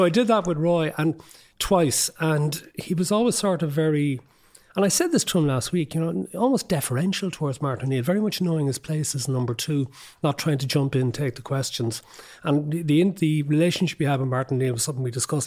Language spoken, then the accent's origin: English; Cork, Munster, Ireland; we're both from Cork, we're both from the north side of Cork